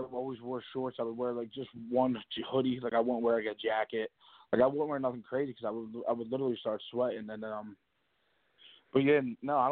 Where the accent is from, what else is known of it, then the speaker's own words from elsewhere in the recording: Philadelphia, Pennsylvania, United States; also born or lived in Bridesburg, Philadelphia / Tacony, Philadelphia; I grew up in Harrogate. It's right next to Kensington.